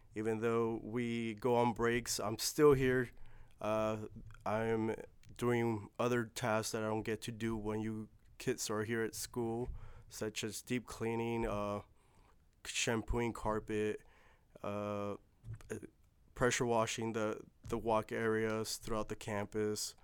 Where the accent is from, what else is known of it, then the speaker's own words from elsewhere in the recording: California, United States; I was born in California